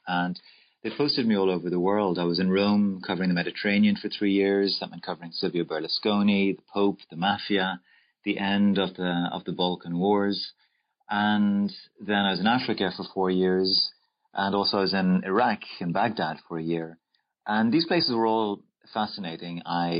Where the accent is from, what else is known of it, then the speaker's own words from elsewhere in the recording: Dublin, Leinster, Ireland; I was born in Dublin, Ireland, and I went to school in Blackrock College